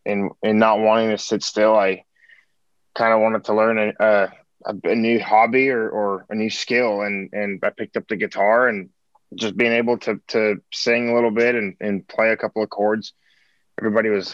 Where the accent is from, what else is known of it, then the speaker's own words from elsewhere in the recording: Montreal, Quebec, Canada; now in Nashville, United States; born and raised in Montreal, Quebec, Canada